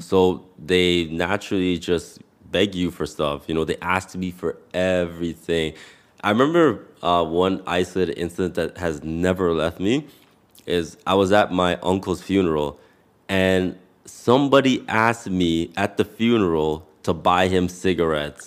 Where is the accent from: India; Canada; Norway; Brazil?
Canada; a Canadian born but somebody whose parents are of Jamaican descent